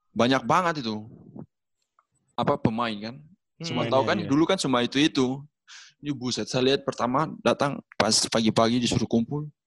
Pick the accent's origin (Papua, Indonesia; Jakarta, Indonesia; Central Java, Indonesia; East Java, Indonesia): Papua, Indonesia; Iya, lahir besar di Papua karena bapak saya kan polisi di Papua.